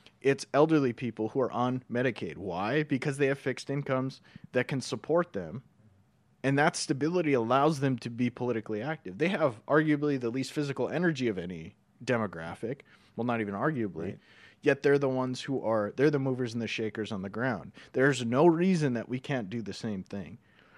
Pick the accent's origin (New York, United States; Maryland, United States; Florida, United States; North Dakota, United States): North Dakota, United States; They just happen to be people from where we're from North Dakota.